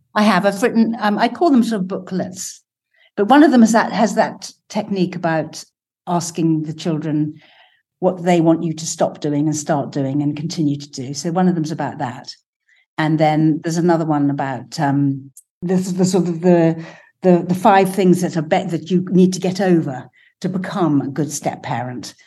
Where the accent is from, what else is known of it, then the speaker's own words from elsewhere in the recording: England, United Kingdom; I'm English